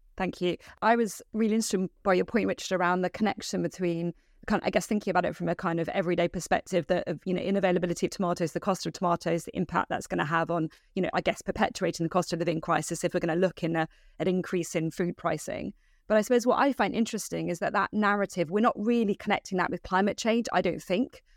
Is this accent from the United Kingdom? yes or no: yes; United Kingdom; as a British citizen